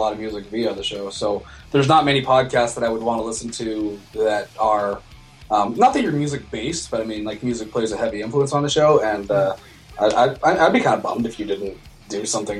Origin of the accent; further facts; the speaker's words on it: Calgary, Alberta, Canada; also born or lived in Wisconsin; I grew up in Calgary.